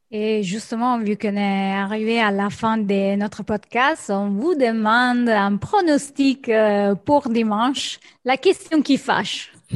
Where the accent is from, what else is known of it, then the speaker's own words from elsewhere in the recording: Rome, Lazio, Italy; moved away; je suis née à Rome et, j'ai vécu ces, ces derbys depuis toujours